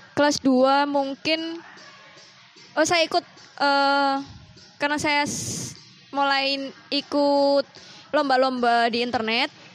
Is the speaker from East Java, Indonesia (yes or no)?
yes; Sidoarjo, East Java, Indonesia; now in Jombang, Indonesia; Asli, saya dari Sidoarjo sih, tapi karena menetap di Jombang